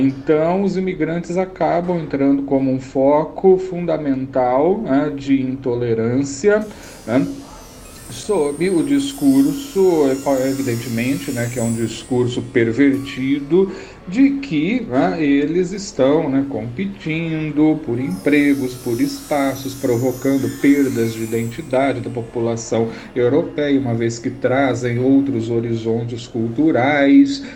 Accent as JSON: {"language": "Portuguese", "town": "Americana", "region": "São Paulo", "country": "Brazil", "tie": "born or raised there", "moved": "yes", "lives_now": "Minas Gerais, Brazil", "said": "falo aqui das Gerais, muito embora em Americana, região que é a minha terra natal"}